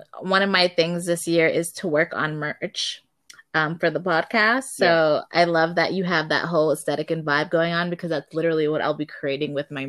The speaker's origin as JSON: {"language": "English", "town": "Miami", "region": "Florida", "country": "United States", "tie": "born or raised there", "also_born_or_lived": "Calgary, Canada", "said": "I grew up, although I was born in Calgary, I did have grew up partially in Miami, Florida."}